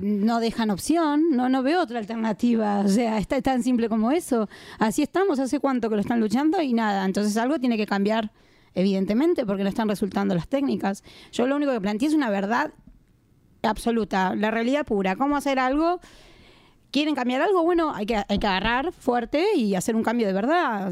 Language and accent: Spanish; Argentina; moved away as an adult; now in Barcelona, Spain; soy argentina, estoy hace varios años acá